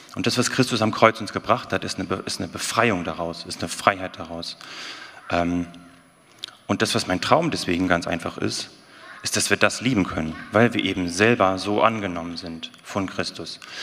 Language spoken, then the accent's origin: German; the North, Northern Germany, Germany; moved away; Ich bin ja aus dem Norden eigentlich.